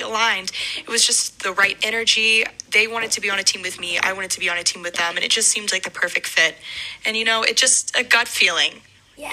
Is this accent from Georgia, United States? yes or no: yes; Atlanta, Georgia, United States; moved away as an adult; also born or lived in Springfield, Missouri; I'm originally from Atlanta